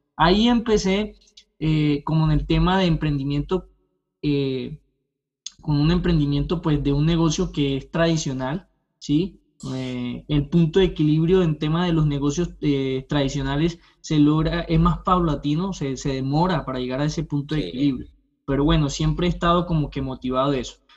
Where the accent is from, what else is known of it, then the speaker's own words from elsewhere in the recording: Colombia; moved away as an adult; now in Canada; soy colombiano, eh, estudié derecho, soy abogado en, Colombia, pero hace dos años llegué a este lindo país, a Canadá